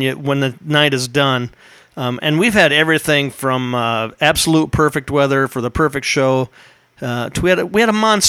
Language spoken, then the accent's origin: English; Rutland, Iowa, United States; I grew up in a city called Rutland. It's the suburbs of Humboldt.